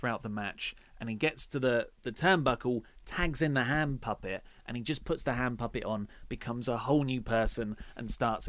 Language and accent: English; Dartford, South East England, United Kingdom; Well, I am from Dartford, and that's that's how everyone from Dartford sounds, and how I used to sound until I effectively did My Fair Lady to myself.